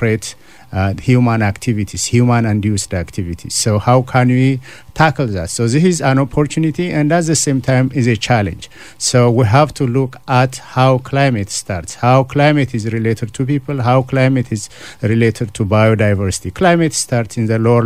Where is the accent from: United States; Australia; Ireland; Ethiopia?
Ethiopia; moved away as an adult; now in Canada; I'm originally from Ethiopia, so I grew up in the farming community